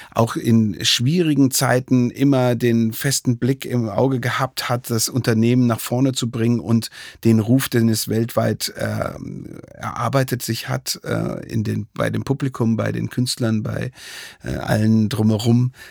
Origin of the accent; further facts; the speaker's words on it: Dresden, Saxony, Germany; born there; und ich bin selber ja schon fast 20 Jahre jetzt ähm, gebürtiger Dresdner